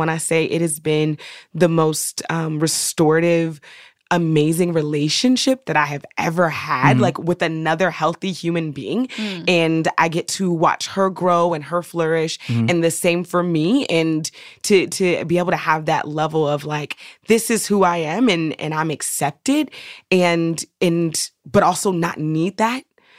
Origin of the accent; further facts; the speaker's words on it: Oakland, California, United States; But I'm so Oakland, like for real.